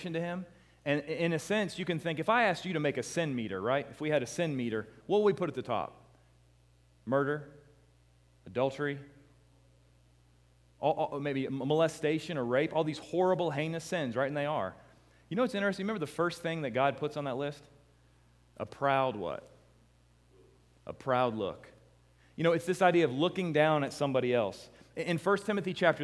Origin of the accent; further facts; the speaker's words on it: United States; I'm thinking this 28-year-old American